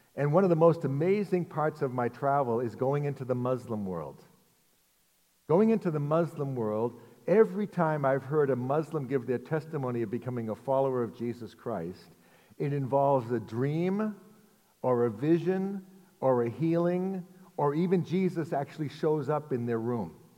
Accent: Arlington, Massachusetts, United States; also born or lived in Lexington, Massachusetts; I grew up in Arlington, and I live now in Lexington, and I've never lived outside of Massachusetts

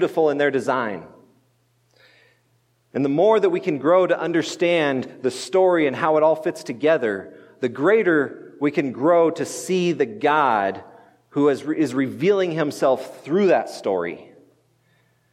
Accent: United States; I'm an American

